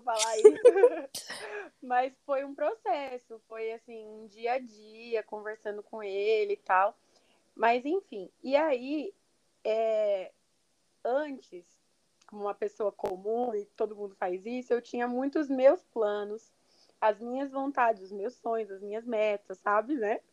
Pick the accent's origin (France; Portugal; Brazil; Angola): Brazil; Eu, sou brasileira